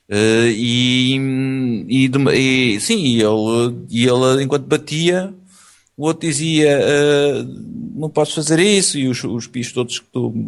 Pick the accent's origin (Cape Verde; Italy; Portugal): Italy; Portuguese is a second language; Eu sou italiano. Eu parlo com a mani.